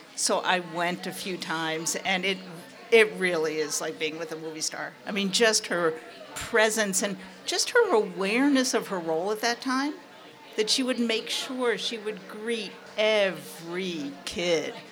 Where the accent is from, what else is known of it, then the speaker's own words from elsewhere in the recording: New York, United States; I grew up in New York